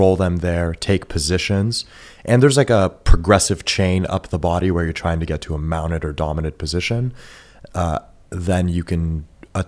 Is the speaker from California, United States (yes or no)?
yes; Bay Area, California, United States; first language Farsi; English is a second language; also born or lived in San Jose / Campbell; I grew up in the Bay Area, but because my whole family migrated here from Iran about a year before I was born.